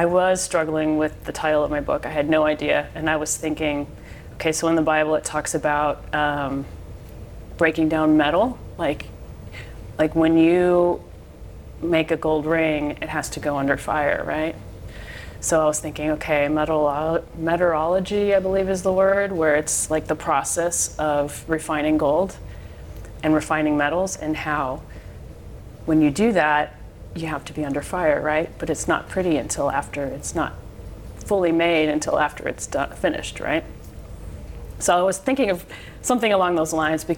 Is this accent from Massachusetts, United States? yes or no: no; Park Ridge, Illinois, United States; I was born in Park Ridge